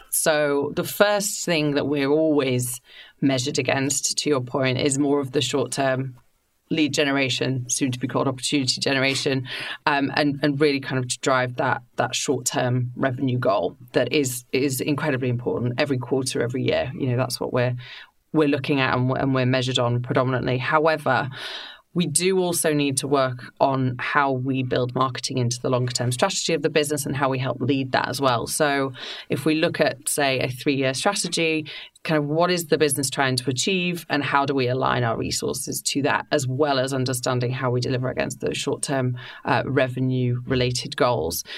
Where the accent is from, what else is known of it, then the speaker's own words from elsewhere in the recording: Yorkshire and the Humber, United Kingdom; moved away as an adult; also born or lived in London; I grew up in Yorkshire. Growing up in a seaside town